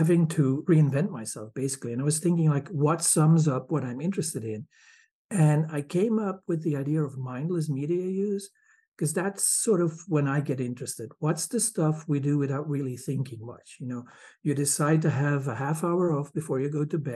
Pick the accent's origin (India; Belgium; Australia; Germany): Belgium; moved away as an adult; now in Michigan, United States; I'm from Belgium.